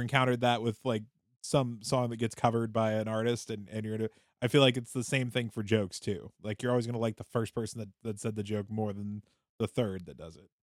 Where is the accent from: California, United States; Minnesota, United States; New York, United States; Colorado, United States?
Minnesota, United States; I grew up in Minnesota